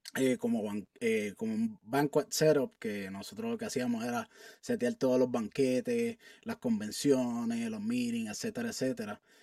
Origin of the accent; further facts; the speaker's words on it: Carolina, Puerto Rico; moved away as an adult; also born or lived in San Juan, Puerto Rico / Alaska; now in Colorado, United States; yo nací en San Juan, Puerto Rico, eh, y me crié toda mi vida en Carolina, Puerto Rico